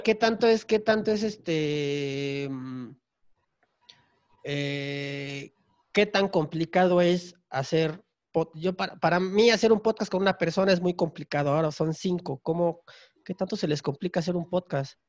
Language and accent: Spanish; Tapachula, Chiapas, Mexico; yo soy de Chiapas, entonces eh, de donde yo soy, que es Tapachula, Chiapas, estamos pegados con Guatemala.